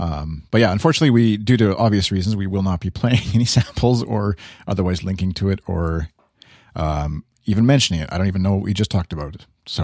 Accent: Canada; accent: Canadian; my little Canadian accent slipped in there

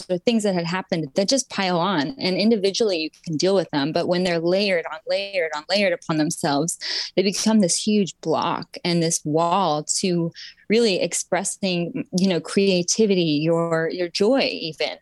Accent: Utah, United States; I grew up in Utah

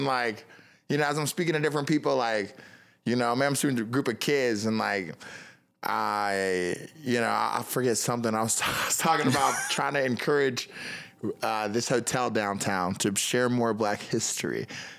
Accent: Kokomo, Indiana, United States; Yeah, I'm from Kokomo. I'm like, yeah, Elwood Haynes.

